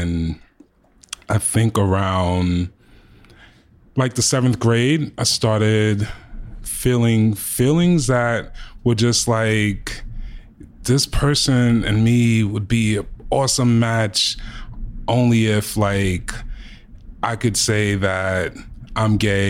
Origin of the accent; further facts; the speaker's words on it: Queens, New York, United States; I grew up in Jamaica, Queens